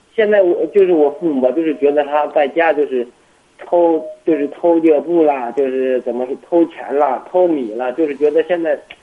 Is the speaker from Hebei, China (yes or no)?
yes; Shijiazhuang, Hebei, China; 我是石家庄的